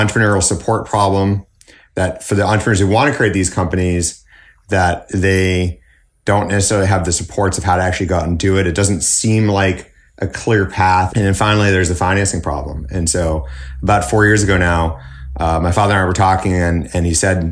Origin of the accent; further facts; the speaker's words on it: Manchester, New Hampshire, United States; growing up in Manchester, New Hampshire, my dad ran a carpet store